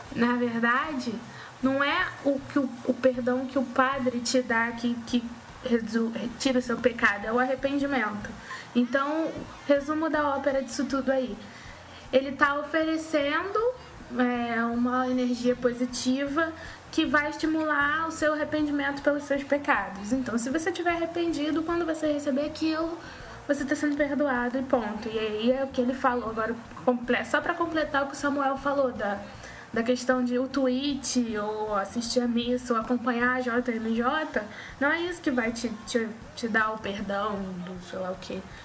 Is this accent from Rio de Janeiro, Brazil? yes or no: yes; Rio de Janeiro, Brazil; accent: carioca